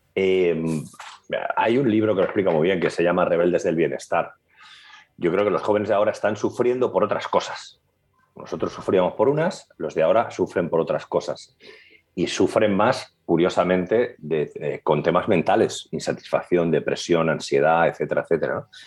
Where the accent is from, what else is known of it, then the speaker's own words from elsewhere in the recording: Madrid, Community of Madrid, Spain; moved away; also born or lived in Catalonia; Cuando llegamos a Cataluña, los de Madrid